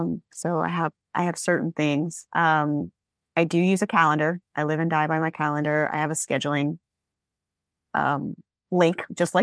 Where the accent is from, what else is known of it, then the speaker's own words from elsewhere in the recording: Alabama, United States; that was also my team when I grew up in Alabama, because it's just down the coast.